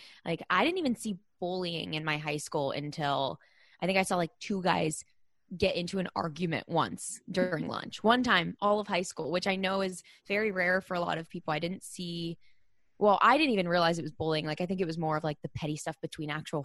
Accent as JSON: {"language": "English", "town": "Pittsburgh", "region": "Pennsylvania", "country": "United States", "tie": "born or raised there", "said": "I grew up in Pittsburgh, Pennsylvania"}